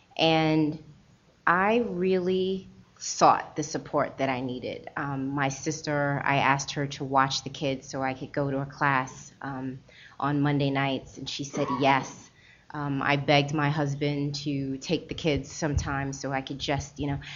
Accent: Baltimore, Maryland, United States; also born or lived in Trinidad; I grew up in Baltimore, and it wasn't at that time. It wasn't a lot of other Trinidadians around

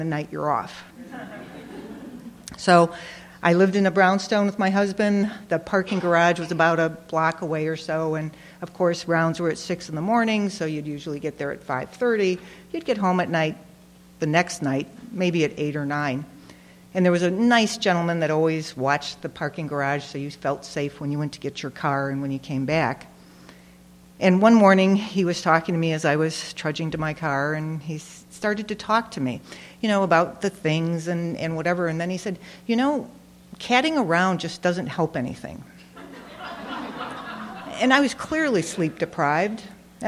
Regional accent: Detroit, Michigan, United States; I'm from Detroit

